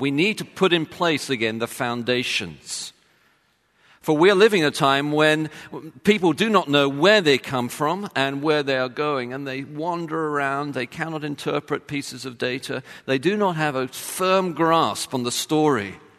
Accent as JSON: {"language": "English", "region": "London", "country": "United Kingdom", "moved": "yes", "said": "I'm from London"}